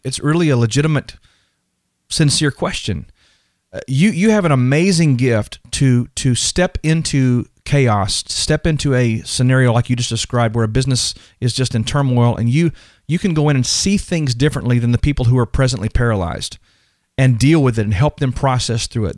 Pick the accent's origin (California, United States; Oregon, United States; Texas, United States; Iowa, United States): Texas, United States; I'm from Texas, so we wear cowboy boots and cowboy, uh, hats